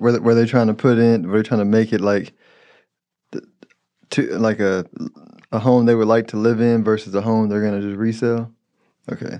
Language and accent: English; Houston, Texas, United States; I'm from Houston, but I, and I grew up in Southwest